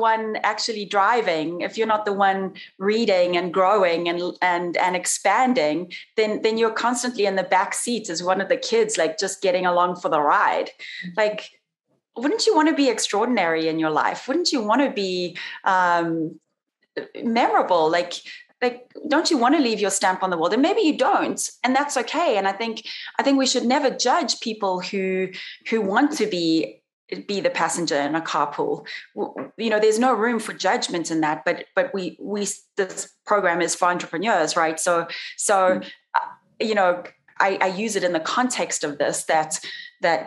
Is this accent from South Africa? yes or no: yes; South Africa; moved away as an adult; also born or lived in Brazil / Italy; now in Las Vegas, United States; when I came back to South Africa to go through university